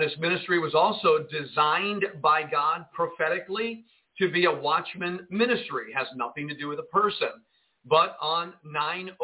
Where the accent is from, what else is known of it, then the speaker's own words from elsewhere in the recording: Jersey City, New Jersey, United States; I was born in Jersey City, New Jersey